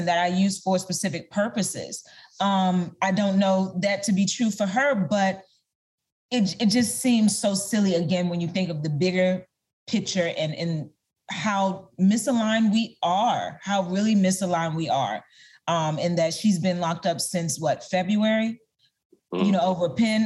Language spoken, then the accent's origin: English; Maryland, United States; moved away; I recently moved back to Maryland, my hometown.